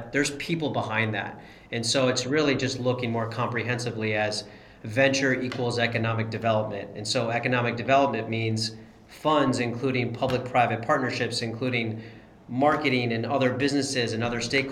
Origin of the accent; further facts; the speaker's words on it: Columbus, Ohio, United States; also born or lived in Cincinnati / Chicago; I grew up in Columbus